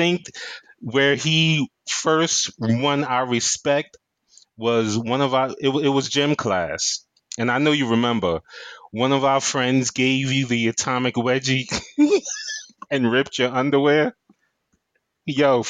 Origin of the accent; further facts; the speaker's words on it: New York City, New York, United States; If you from where I am, Williamsburg, Brooklyn, Block 4, rep it hard